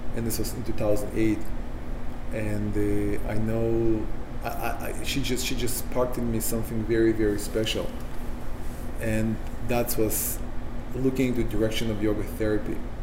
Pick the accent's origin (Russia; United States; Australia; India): Russia; Sakhalin Oblast; English is a second language; moved away; I grew up in the Soviet Union, so any re- the only religion we have is communism.